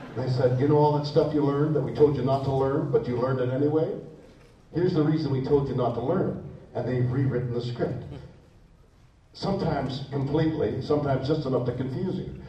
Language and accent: English; Canada; now in Los Angeles, United States; I'm a Canadian. I'm still a Canadian